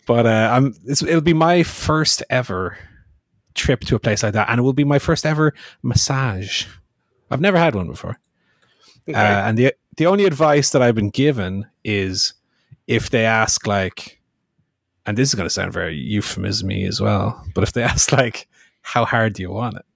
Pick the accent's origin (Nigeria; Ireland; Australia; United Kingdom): Ireland; As far as being an Irish